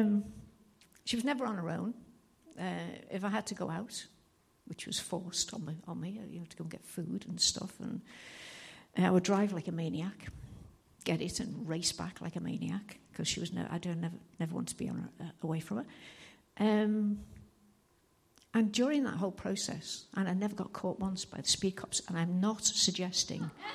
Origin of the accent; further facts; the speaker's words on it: Liverpool, North West England, United Kingdom; moved away; I'm from Liverpool and I'll talk too fast and you'll not understand a word I say